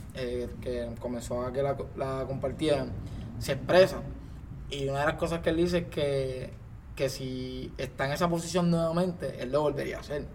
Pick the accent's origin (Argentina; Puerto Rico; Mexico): Puerto Rico; nosotros como ciudadanos, como puertorriqueños, este que habitamos en sociedad